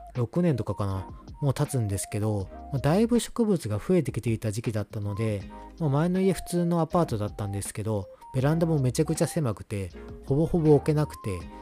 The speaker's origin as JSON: {"language": "Japanese", "region": "Kyoto", "country": "Japan", "tie": "born or raised there", "also_born_or_lived": "Aichi", "moved": "yes", "lives_now": "Kanto, Japan", "said": "関西住んでたので、三重県、和歌山、奈良、滋賀、まあ京都出身です"}